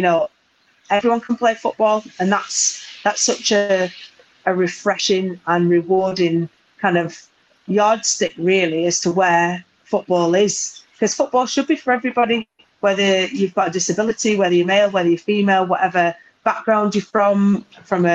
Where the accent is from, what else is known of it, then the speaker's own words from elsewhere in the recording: Burnley, North West England, United Kingdom; moved away as an adult; also born or lived in United States; I'm very, very proud that I come from Burnley, that my parents still live there